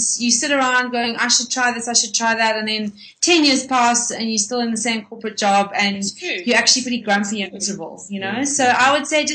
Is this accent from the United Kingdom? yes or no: no; Cape Town, Western Cape, South Africa; now in Johannesburg, South Africa; I'm actually from Cape Town